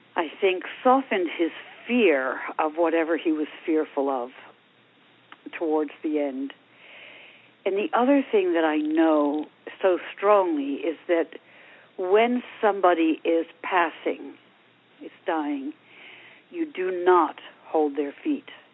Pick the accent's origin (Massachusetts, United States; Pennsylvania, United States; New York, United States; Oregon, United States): New York, United States; Long Island; now in Ojai, United States; in my days growing up on Long Island